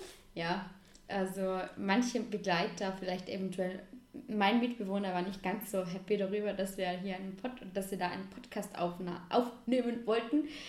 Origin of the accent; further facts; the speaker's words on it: Vorarlberg, Austria; als geborene Vorarlbergerin